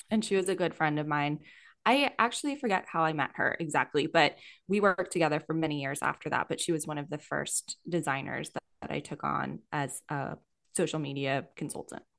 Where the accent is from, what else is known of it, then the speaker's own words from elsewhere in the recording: Yardley, Pennsylvania, United States; moved away as an adult; also born or lived in Philadelphia, Pennsylvania / Denver, Colorado; I grew up in Yardley, Pennsylvania.